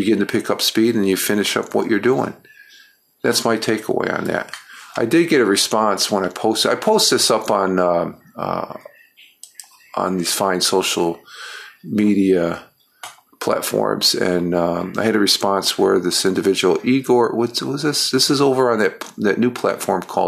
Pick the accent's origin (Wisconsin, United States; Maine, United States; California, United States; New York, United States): New York, United States; I'm a New Yorker